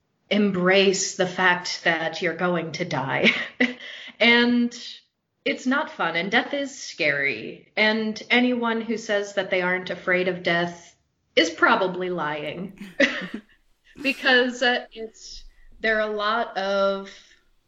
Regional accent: South Dakota, United States; I grew up in South Dakota

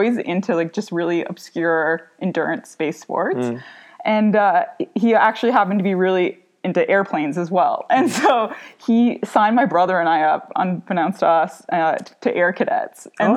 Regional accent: Ottawa, Ontario, Canada; moved away as an adult; now in Europe; So I grew up in Ottawa, Canada, same as Mike. And I grew up in a small town called Manitic on the Rideau River

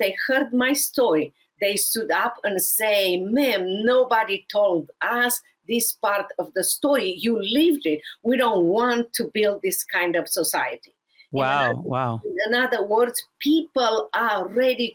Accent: Romania; moved away as an adult; now in United States; from overseas, Romania.

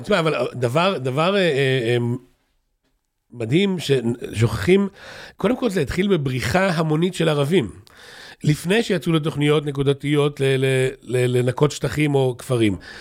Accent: Kfar Saba, Central District, Israel; אני מכפר סבא

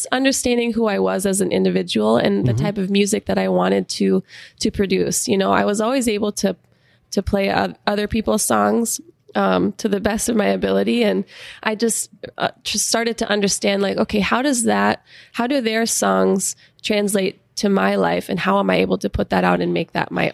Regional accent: Sioux Falls, South Dakota, United States; moved away as an adult; also born or lived in Nashville, Tennessee; We're both from Sioux Falls

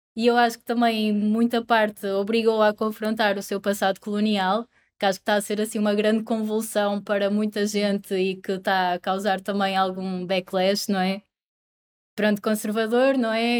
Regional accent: Portugal; moved away as an adult; also born or lived in Coimbra; now in Porto, Portugal; cresci em Oliveira das Meias, nasci em Coimbra

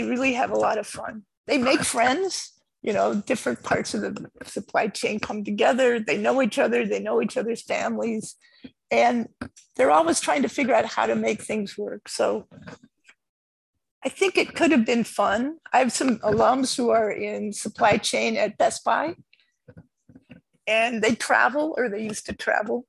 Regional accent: near Berkeley, California, United States; I grew up not in Berkeley, but right next to Berkeley

